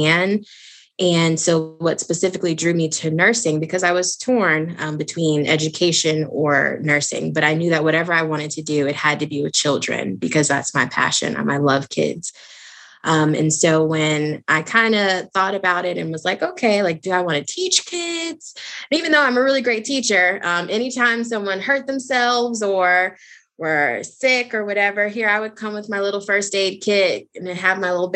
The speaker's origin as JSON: {"language": "English", "region": "Maryland", "country": "United States", "tie": "born or raised there", "moved": "as an adult", "lives_now": "Atlanta, United States", "said": "I am actually originally from Maryland, born and raised, and currently I live in the state of Georgia"}